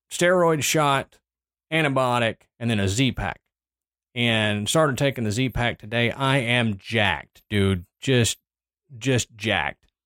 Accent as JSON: {"language": "English", "region": "Texas", "country": "United States", "tie": "born or raised there", "moved": "yes", "said": "Just south, my home state, baby."}